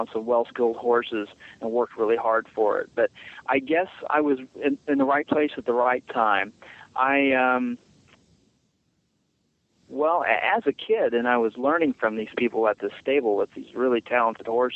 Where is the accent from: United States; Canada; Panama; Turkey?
United States; Southern Illinois; I grew up in Southern Illinois in a rural area